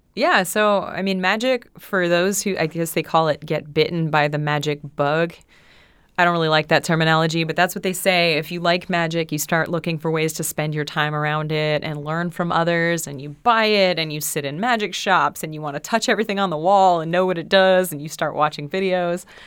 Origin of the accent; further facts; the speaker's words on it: West Springfield, Massachusetts, United States; I'm from West Springfield